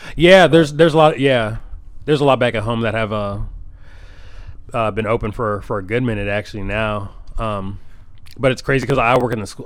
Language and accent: English; Rock Island, Illinois, United States; moved away as an adult; now in Des Moines, United States; I'm from the Quad Cities. Yeah, I grew up in uh, Rock Island, uh, Illinois